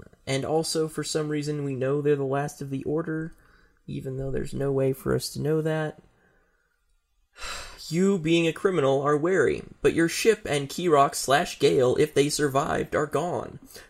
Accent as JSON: {"language": "English", "country": "United States", "said": "Well, I'm fucking American, so we should go west, right?"}